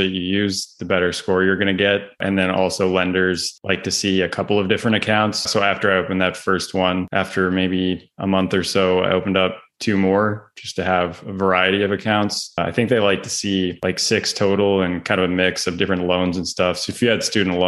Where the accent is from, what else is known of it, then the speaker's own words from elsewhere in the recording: Vancouver, British Columbia, Canada; moved away as an adult; also born or lived in Northeast United States; now in United States; I'm originally from Vancouver, Canada, and I made my way out to the States, specifically the Northeast, from playing college soccer